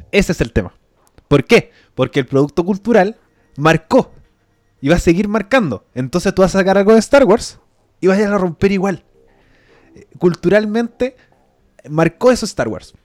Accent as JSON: {"language": "Spanish", "country": "Chile", "said": "como sociedad chilena"}